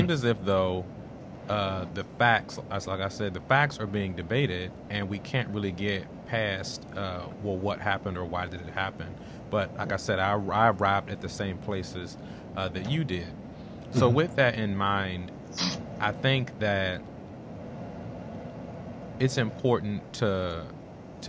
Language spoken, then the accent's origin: English; Washington, District of Columbia, United States; I'm originally from Washington, D.C.